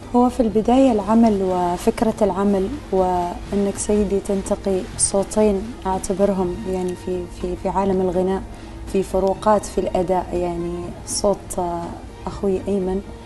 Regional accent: Oman; عندنا في عمان

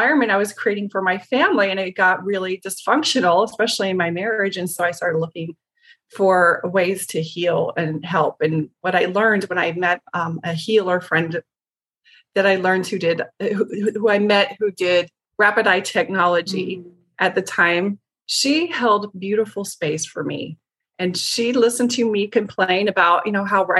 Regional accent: Show Low, Arizona, United States; I was raised in the White Mountains in Sholo, Arizona

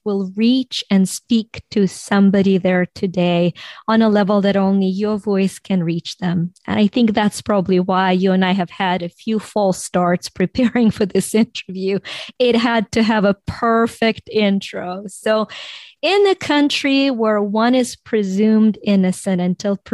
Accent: Ukraine; now in United States; I was born and raised in Ukraine

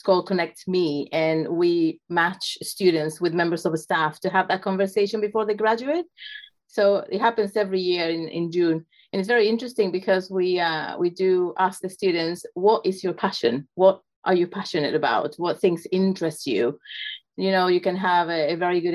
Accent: Chile; also born or lived in South Carolina; I'm originally from Chile

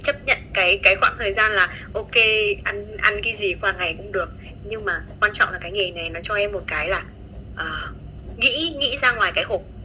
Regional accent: Nghệ An, Vietnam; now in Hanoi, Vietnam; em quê ở Nghệ

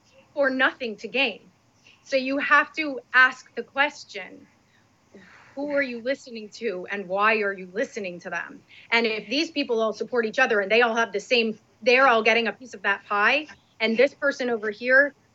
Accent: Northeast, United States; I'm from the Northeast

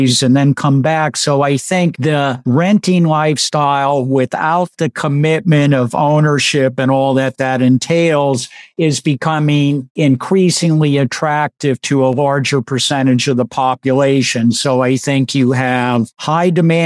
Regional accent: California, United States; accent: Californian; moved away; I'm still a Californian, so I haven't earned my stripes yet. So I still talk to Californian instead of Southern

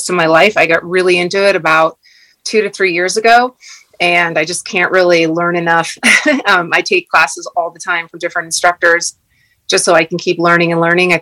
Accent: Wood River Valley, Idaho, United States; also born or lived in Montana; I'm fourth generation from the Wood River Valley, which is in southern Idaho, right outside of Sun Valley. I've grown up in the mountains

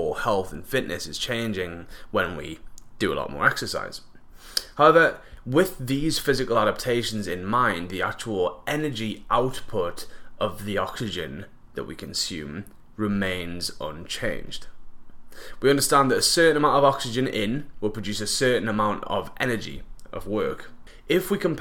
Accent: England, United Kingdom; now in Vancouver Island, Canada; Growing up in England

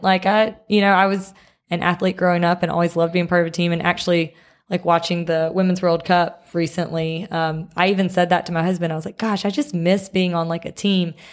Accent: Picayune, Mississippi, United States; now in Jackson, United States; I am from Picayune, Mississippi, um, which is kind of, people here say the coast.

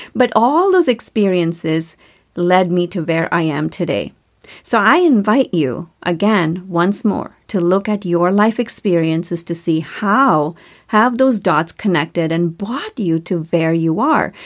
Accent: India; moved away as an adult; now in United States; I grew up in India

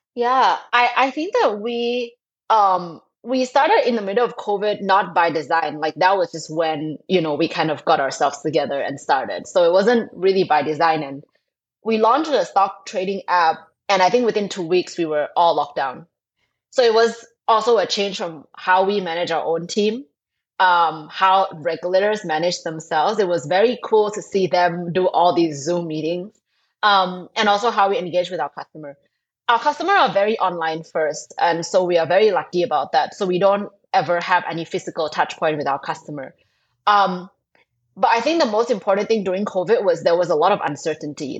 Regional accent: Thailand; moved away as an adult; now in Indonesia; I'm originally from Thailand. I grew up there. I went to school and worked there.

